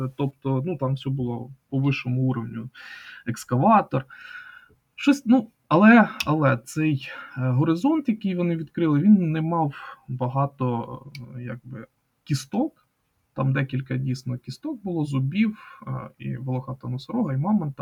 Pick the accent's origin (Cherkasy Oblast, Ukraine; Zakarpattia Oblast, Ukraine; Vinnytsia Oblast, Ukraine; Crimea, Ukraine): Cherkasy Oblast, Ukraine; Kaniv district; моя рідна Черкаська область, е, Канівський район